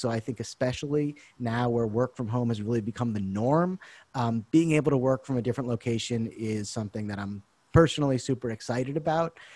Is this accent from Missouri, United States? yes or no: no; Boston, Massachusetts, United States; moved away as an adult; now in Taiwan; I'm originally from the Boston area